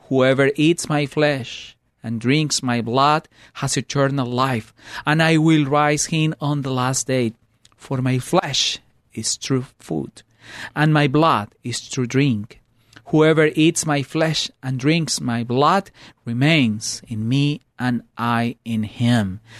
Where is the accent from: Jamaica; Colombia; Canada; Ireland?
Colombia; now in United States; I grew up in Colombia, and I, uh, bring all that traditions